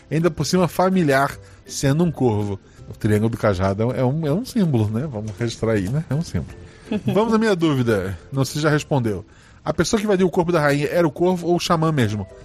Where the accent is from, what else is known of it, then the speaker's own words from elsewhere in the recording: Florianópolis, Santa Catarina, Brazil; eu cresci em Floripa. Meu avô era pescador, meu pai era pescador